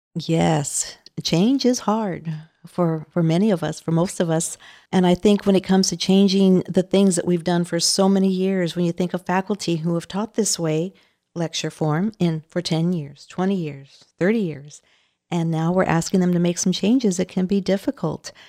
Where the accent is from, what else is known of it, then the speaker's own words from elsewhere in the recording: Los Angeles, California, United States; I am Latina. I grew up in East L